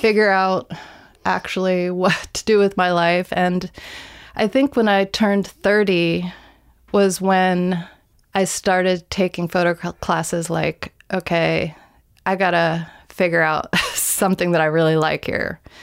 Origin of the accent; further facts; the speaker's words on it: Greenbelt, Maryland, United States; moved away as an adult; also born or lived in Los Angeles, California; I grew up in Greenbelt